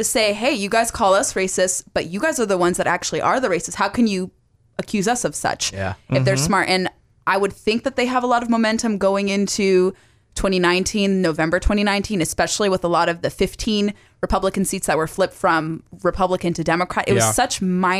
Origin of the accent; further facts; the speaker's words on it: California, United States; Like, when I grew up in Southern California, we had to, like, get approval for stuff.